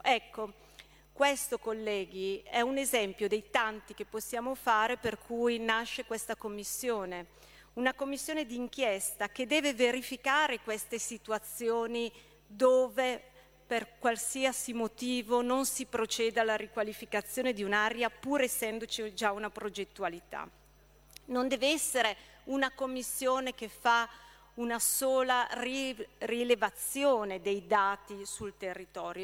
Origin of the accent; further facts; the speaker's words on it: Brescia, Lombardy, Italy; Io da bresciana